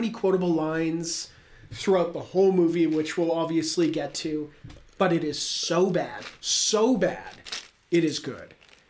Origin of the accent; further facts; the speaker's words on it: Canada; As a Canadian, I think we have to.